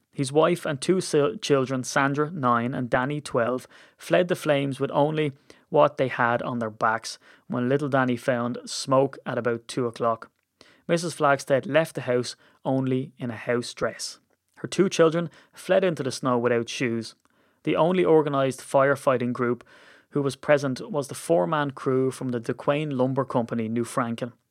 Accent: Ireland; as an Irishman

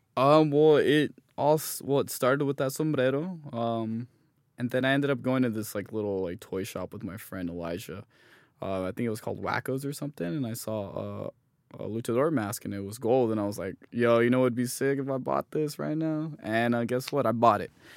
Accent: Hesperia, California, United States; also born or lived in Los Angeles / South Lake Tahoe; I was born in Los Angeles, but, uh, we moved to Hesperia, California. I moved around, like, when I was five or six. Um, grew up there most of my life

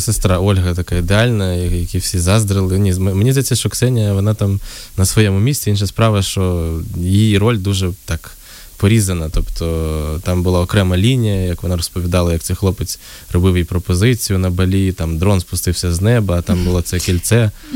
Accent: Uzhhorod, Zakarpattia Oblast, Ukraine; я з Ужгорода

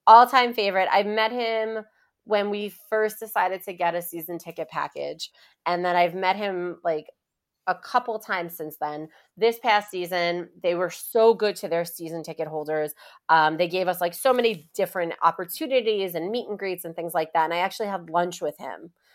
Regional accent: New York City, New York, United States; also born or lived in Long Island; I am from Queens, New York, uh, Glendale, to be specific

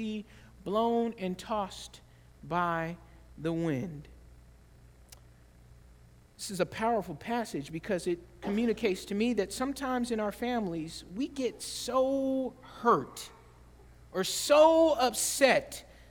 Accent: the South, United States; I grew up in the South, and I remember growing up in the South, we would ride bikes everywhere

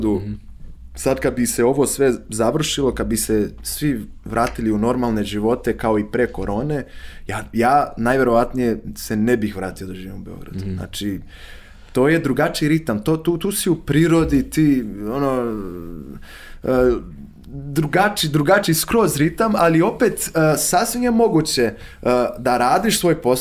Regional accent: Rio de Janeiro, Brazil; Croatian is a second language; moved away as an adult; also born or lived in Tiradentes, Minas Gerais, Brazil; now in Serbia; ja sam rođen u Rio de Janeiro, ali, ali mi je, ovaj, uvek sam, ja sam odrastao na relaciji između Rio de Janeiro, koji je veliki grad sa preko 10 miliona stanovnika

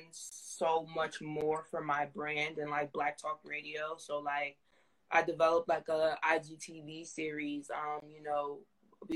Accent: New Jersey, United States; right now, I'm in Jersey. I'm from Jersey. I live here

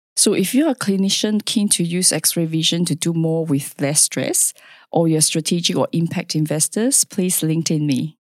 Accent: Singapore; moved away as an adult; now in Perth, Australia; I was born in Singapore, uh, where the culture is, uh, very interesting

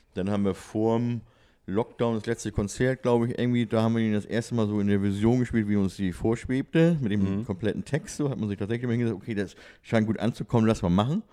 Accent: Hamburg, Germany; also born or lived in Schleswig-Holstein; bin Hamburger, bin in Hamburg geboren, ne? Und einmal Hamburg, immer Hamburg, sagt man ja.

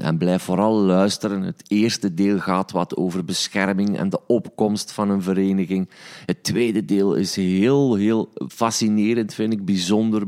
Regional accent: Stekene, Flanders, Belgium; also born or lived in Sint-Niklaas; ik ben een manneken, ik ben opgegroeid in Stekenen

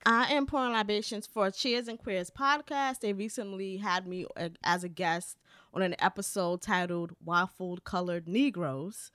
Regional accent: New York, United States; I'm from New York, so I say decor

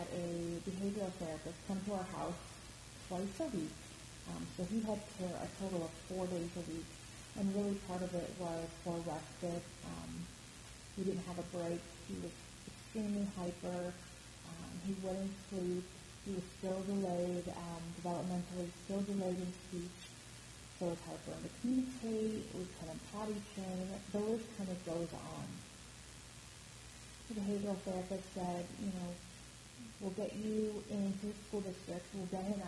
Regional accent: Midwest, United States; moved away as an adult; also born or lived in East Coast; now in Chicago, United States; I'm from the Midwest, kind of grew up there, and the East Coast

